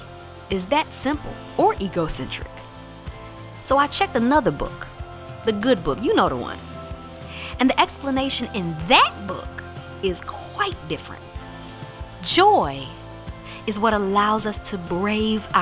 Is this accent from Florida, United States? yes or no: no; Warren County, North Carolina, United States; now in New York City, United States; ever since I was a little girl growing up in Warren County, North Carolina